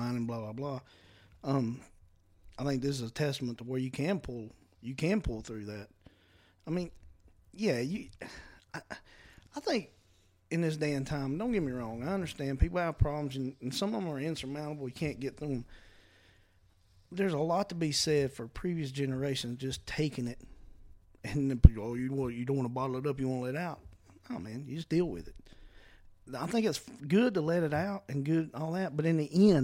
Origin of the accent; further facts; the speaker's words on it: the South, United States; We're from the South